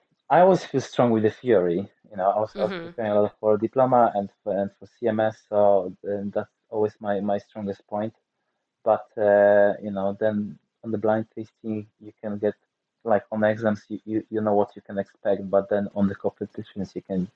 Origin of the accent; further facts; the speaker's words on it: Nysa, Opole Voivodeship, Poland; I'm from Poland. Oh, do you have any Polish wines? No, I don't. So when I visit the winery, which is like an hour 30 minutes drive from where I'm originally from